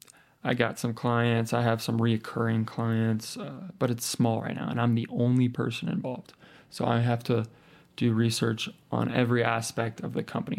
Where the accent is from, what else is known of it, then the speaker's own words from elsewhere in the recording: Lincoln, Nebraska, United States; moved away as an adult; now in Colorado, United States; Lincoln, Nebraska, where my hometown, born and raised. I moved out here to Colorado